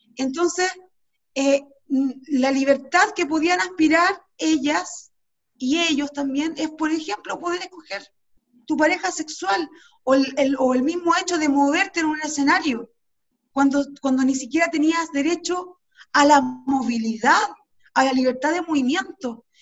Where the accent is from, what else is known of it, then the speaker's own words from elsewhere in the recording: Chile; nosotros como chilenos y chilenas